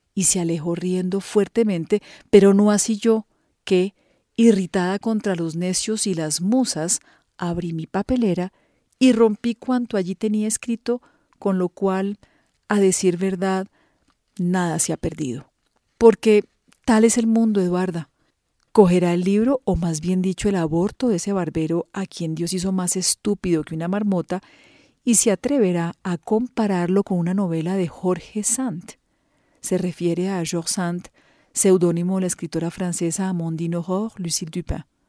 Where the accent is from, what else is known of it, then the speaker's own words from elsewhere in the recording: Colombia; soy periodista colombiana